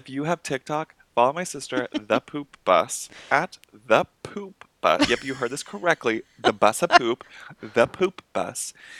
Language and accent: English; Wilmington, Massachusetts, United States; also born or lived in Winchester, Massachusetts; I was born in Winchester.